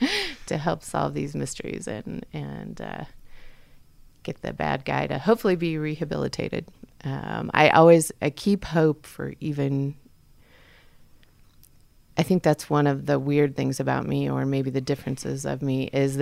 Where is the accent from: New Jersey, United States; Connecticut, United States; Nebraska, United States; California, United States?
California, United States; Fort Ord; born there; also born or lived in Texas; I was born in Fort Ord, California. The base is now closed up in Northern California.